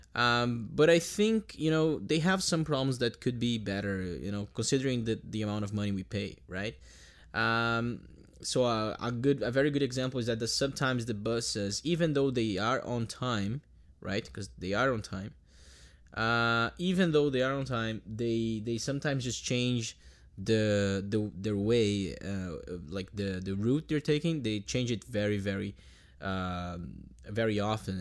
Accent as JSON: {"language": "English", "country": "Brazil", "moved": "yes", "said": "I'm Brazilian"}